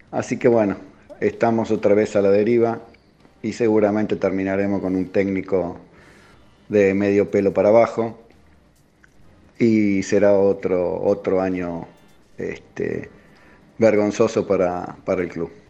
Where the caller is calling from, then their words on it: Banfield, Buenos Aires Province, Argentina; Hola muchachos, eh … de Banfield, socio